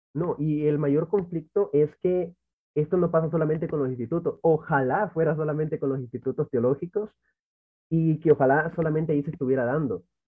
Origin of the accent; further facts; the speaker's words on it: Santa Ana, El Salvador; Soy de El Salvador, exactamente de la ciudad de Santa Ana, donde me he criado prácticamente toda mi vida